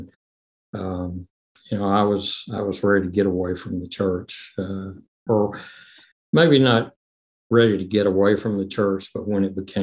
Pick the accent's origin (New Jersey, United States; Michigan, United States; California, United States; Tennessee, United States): Tennessee, United States; Memphis; I was born in Memphis